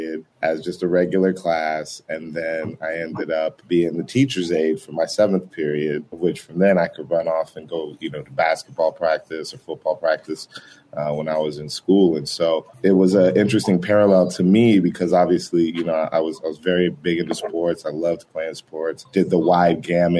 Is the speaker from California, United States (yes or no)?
no; Boulder, Colorado, United States; moved away as an adult; also born or lived in Denver, Colorado; I'm a Colorado native. So I was born in Denver, Colorado. I grew up in Boulder, Colorado for pretty much all my education, you know, high school, college